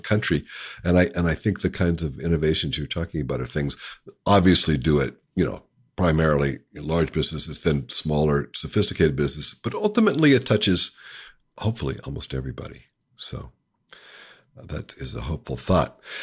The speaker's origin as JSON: {"language": "English", "region": "Appalachia", "country": "United States", "tie": "born or raised there", "said": "I grew up in Appalachia"}